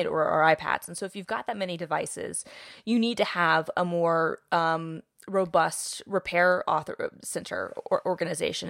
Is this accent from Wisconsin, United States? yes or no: no; Atlanta, Georgia, United States; I'm from Atlanta